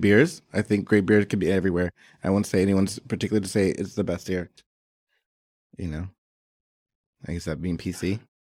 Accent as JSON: {"language": "English", "town": "Atlanta", "region": "Georgia", "country": "United States", "moved": "as an adult", "lives_now": "Hanoi, Vietnam", "said": "I'm from Atlanta."}